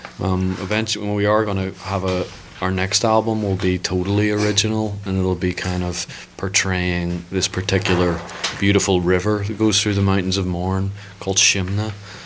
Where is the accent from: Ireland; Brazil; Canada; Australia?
Ireland; now in United States; it was very important to me coming to the States, you know, telling people I'm from Ireland and telling people, you know, with nobody really understanding